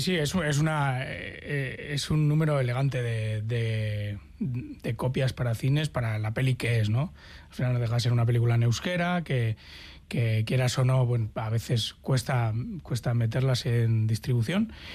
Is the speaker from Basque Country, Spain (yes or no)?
yes; Basque Country, Spain; esa naturaleza a la que tan asiduos somos los, los vascos y vascas